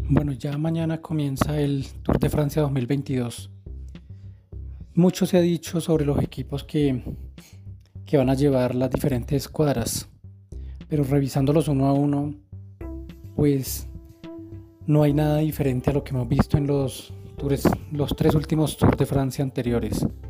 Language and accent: Spanish; Bogotá, Colombia; uno como colombiano, como bogotano